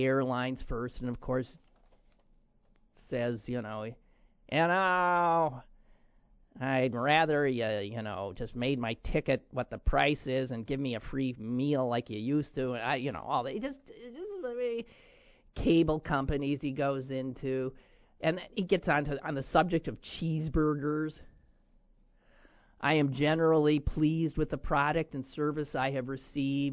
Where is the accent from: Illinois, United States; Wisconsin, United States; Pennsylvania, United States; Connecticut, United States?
Wisconsin, United States; moved away; my home state